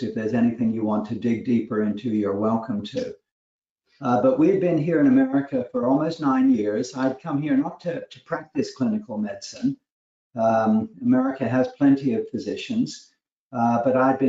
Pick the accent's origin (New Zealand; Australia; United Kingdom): United Kingdom; accent: British; also born or lived in London; now in United States; Your audience may pick up a little bit of a British accent. I'm a British family doctor.